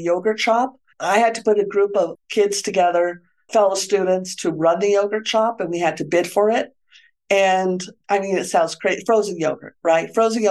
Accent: Santa Fe, New Mexico, United States; moved away as an adult; also born or lived in Stanford, California / Alameda, California / San Francisco, California; I grew up in Santa Fe, New Mexico. That's where I am now

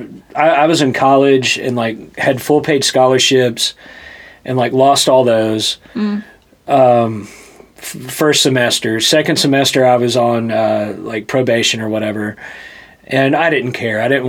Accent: Louisiana, United States; accent: Southern; moved away as an adult; also born or lived in Hattiesburg, Mississippi / New Orleans, Louisiana / Washington D.C.; now in Nashville, United States; I'm from Louisiana, originally

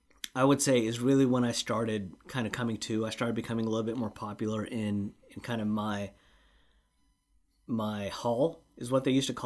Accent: Lacey, Washington, United States; in Washington State, where I grew up in the Lacey area, elementary school is kindergarten through 6th grade.

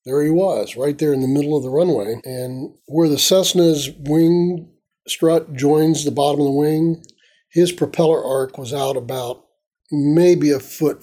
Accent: Tampa, Florida, United States; I grew up in Tampa

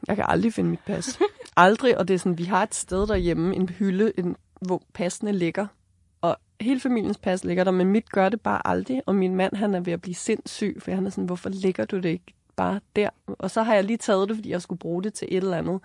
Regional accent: Copenhagen, Capital Region of Denmark, Denmark; moved away as an adult; now in Hornbæk, Denmark; for mig, som er født og opvokset i København

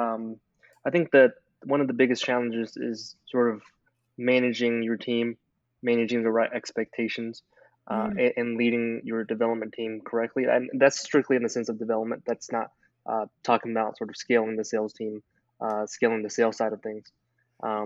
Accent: Memphis, Tennessee, United States; moved away as an adult; also born or lived in China; now in Nashville, United States; I grew up in China, came here to the United States when I was 8 years old. Was raised in Memphis, Tennessee.

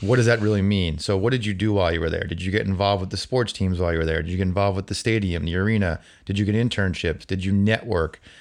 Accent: New Jersey, United States; also born or lived in Albany; now in Boston, United States; I'm growing up in New Jersey, eh, as a Yankee fan

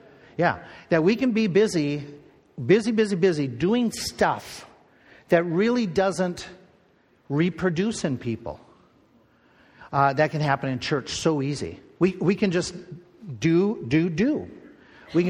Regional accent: Midwest, United States; growing up in the Midwest.

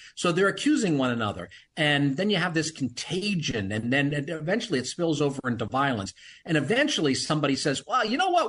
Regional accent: United States; we as Americans or as American Christians

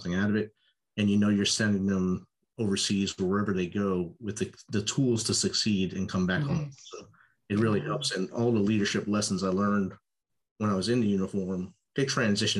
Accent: United States; also born or lived in New Jersey; I grew up Italian in New York and New Jersey

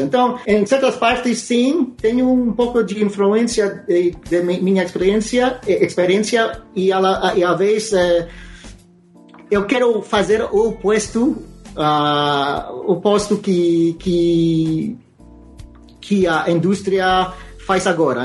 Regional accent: Alaska, United States; Portuguese is a second language; moved away as an adult; also born or lived in New Jersey / Portland, Oregon; now in Canada; eu nasci em Nova Jersey. É, eh, meu, me eh, criei em, em Alaska. É, eh, vivia em Alaska até os é, 18 anos

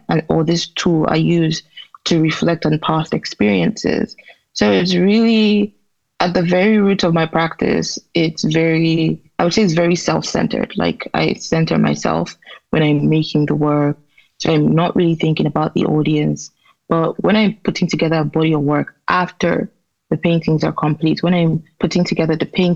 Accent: Enugu, Enugu State, Nigeria; growing up in Nigeria as a woman

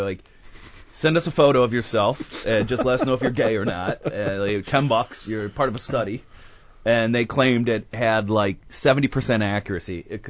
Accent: Burbank, California, United States; I grew up in Burbank, and life is pretty real.

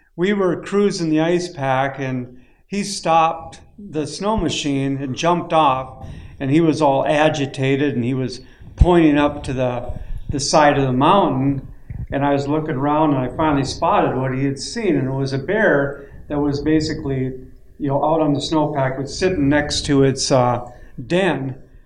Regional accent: Lake of the Woods, Minnesota, United States; I grew up right on Lake of the Woods

